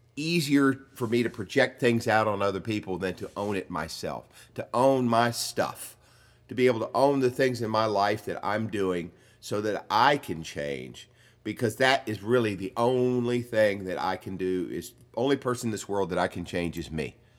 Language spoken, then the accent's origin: English; the South, United States; I grew up in the South, and I grew up with all the myths that go along